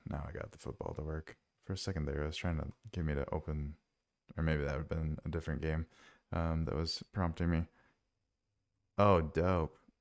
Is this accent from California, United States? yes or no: no; Minnesota, United States; I grew up in Minnesota